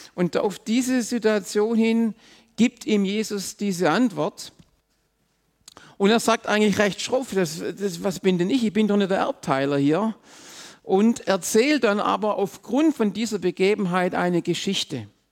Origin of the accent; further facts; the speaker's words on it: Swabia, Germany; auch ich bin im Schwabenland aufgewachsen